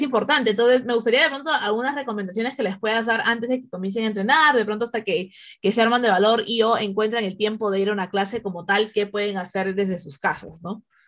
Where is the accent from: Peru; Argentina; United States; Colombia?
Peru; moved away; mi instinto peruano